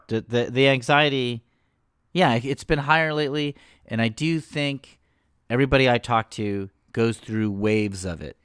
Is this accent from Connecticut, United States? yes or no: yes; Danbury, Connecticut, United States; my hometown of Danbury